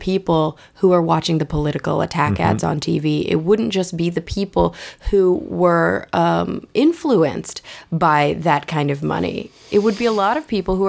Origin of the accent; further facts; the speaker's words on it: Plano, Texas, United States; moved away as an adult; also born or lived in New York; I grew up in Plano, Texas, which is a suburb of Dallas